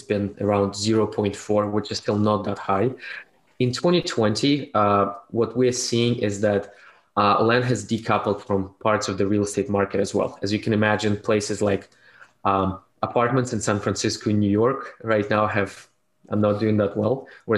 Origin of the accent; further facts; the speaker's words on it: Russia; moved away as an adult; also born or lived in Canada; now in United States; I was born in Soviet Union, raised in Russia, and moved to Canada in 2007 before moving to United States in 2016